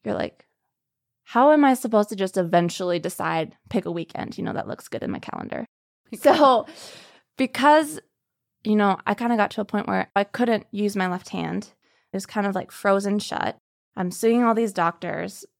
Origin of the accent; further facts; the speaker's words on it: Minneapolis, Minnesota, United States; I'm from Minneapolis, Minnesota.